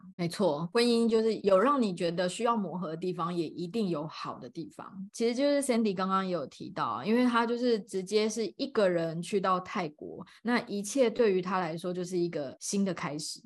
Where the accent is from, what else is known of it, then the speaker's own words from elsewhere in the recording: Taipei, Taiwan; 我是台湾土生土长的